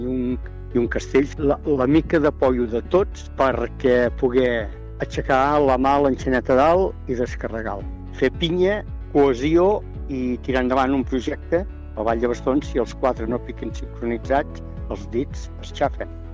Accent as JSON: {"language": "Catalan", "town": "Montblanc", "region": "Catalonia", "country": "Spain", "tie": "born or raised there", "said": "vaig néixer a Montblanc i he viscut quasi sempre a l'illa, que bueno, és un poble agregat a Montblanc, una pedania"}